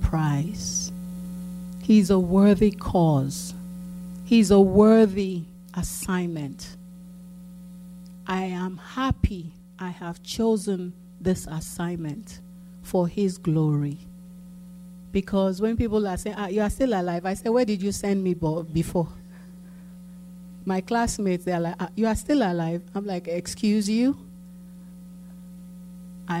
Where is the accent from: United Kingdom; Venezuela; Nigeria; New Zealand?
Nigeria; Lagos; now in United States; as a child growing up in Akoka